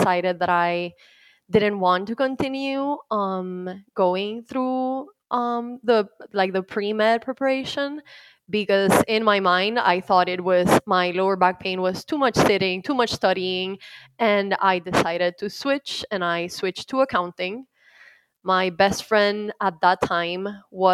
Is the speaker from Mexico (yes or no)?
no; Puerto Rico; moved away as an adult; now in Dallas, United States; I was born and raised in Puerto Rico